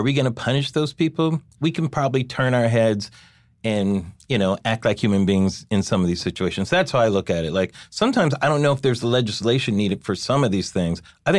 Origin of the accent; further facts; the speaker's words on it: California, United States; I think I'm from California, so we've dealt with the issue of undocumented workers for years and years.